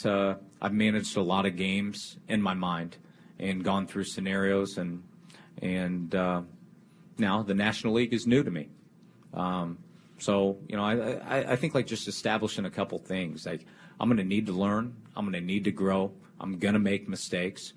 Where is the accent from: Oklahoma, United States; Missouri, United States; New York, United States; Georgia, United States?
Missouri, United States; Kansas City; I grew up in Kansas City